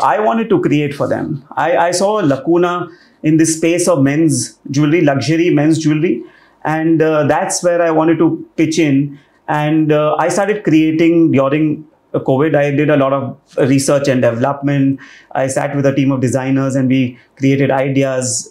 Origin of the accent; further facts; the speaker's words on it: Rajasthan, India; I'm from Rajasthan